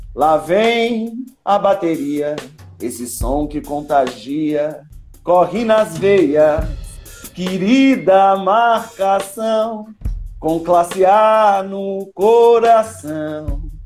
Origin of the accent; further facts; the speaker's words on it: Primavera, São Paulo, Brazil; Eu sou do Primavera mesmo. É, quando nós era mais novo, no Primavera, tinha lá o Larguinho